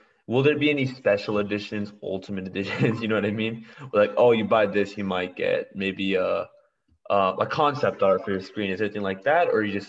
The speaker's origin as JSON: {"language": "English", "region": "Texas", "country": "United States", "said": "I don't even live there, I'm from Texas"}